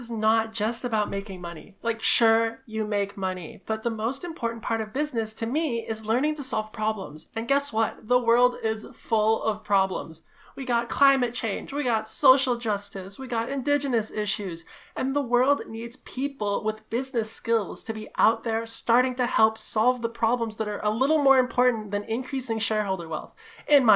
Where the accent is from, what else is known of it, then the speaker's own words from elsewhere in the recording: Singapore; moved away as an adult; now in Vancouver, Canada; before I came to Vancouver, I grew up in Singapore